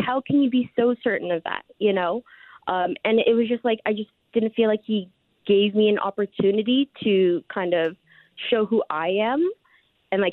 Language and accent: English; Canada; I'm Filipino, born and raised in Canada